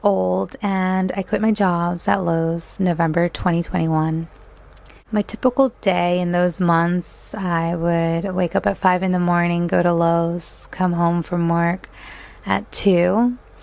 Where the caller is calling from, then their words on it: Delaware, United States; I am calling in from Delaware.